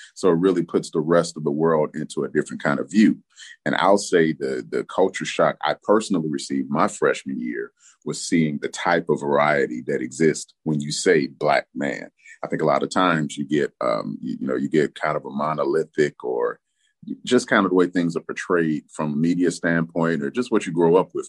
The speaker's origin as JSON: {"language": "English", "town": "Memphis", "region": "Tennessee", "country": "United States", "moved": "yes", "said": "I'm from Memphis, Tennessee, originally."}